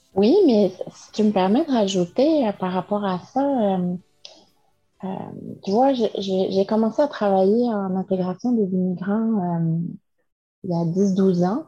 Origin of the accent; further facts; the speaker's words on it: France; moved away as an adult; now in Quebec, Canada; je suis française